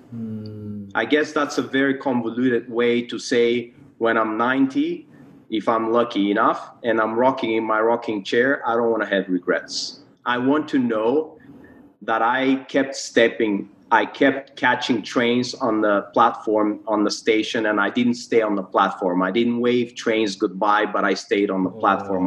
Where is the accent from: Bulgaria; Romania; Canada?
Bulgaria; moved away as an adult; also born or lived in United States; now in Malaysia; I was born and grew up in Bulgaria.